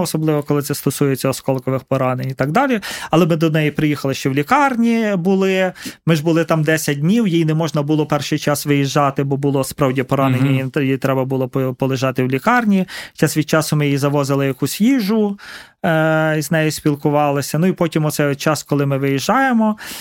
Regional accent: Carpathians, Ukraine; now in Kyiv, Ukraine; я з Карпат

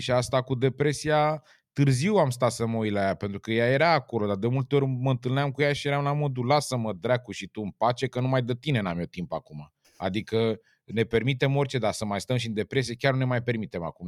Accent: Romania; am crescut lângă Dunăre

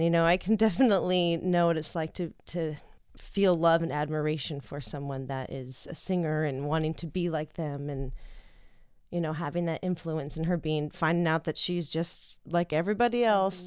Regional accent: Tucson, Arizona, United States; I'm from Tucson

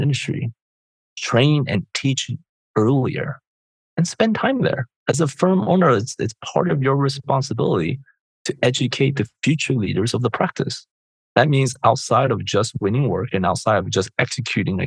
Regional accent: Chicago, Illinois, United States; I grew up in Chicago

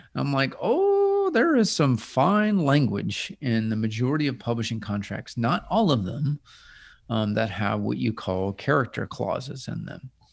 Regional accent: Midwest, United States; moved away as an adult; now in Nashville, United States; I'm the token other Midwesterner

